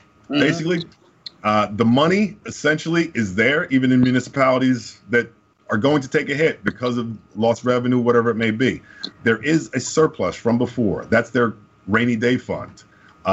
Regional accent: Summit, New Jersey, United States; I grew up in Summit

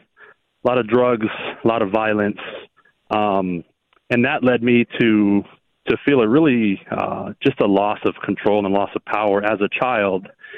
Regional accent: Hawaii, United States; now in Tucson, United States; I was born and raised in Hawaii

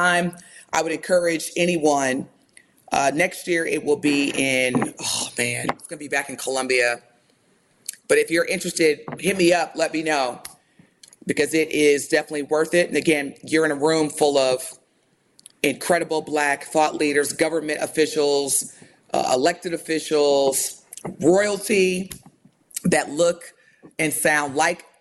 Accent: United States; growing up in America

